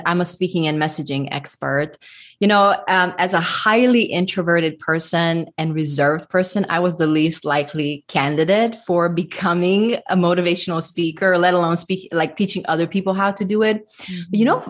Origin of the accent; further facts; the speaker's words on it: Budapest, Hungary; moved away as an adult; now in Nashville, United States; I am ethnic Hungarian. I was raised in Budapest, Hungary. And my husband and I moved to the States in 2007. And currently, we live just outside of Nashville